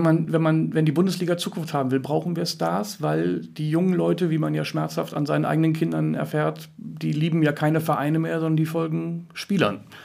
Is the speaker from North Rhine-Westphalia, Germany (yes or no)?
no; Hamburg, Germany; als Hamburger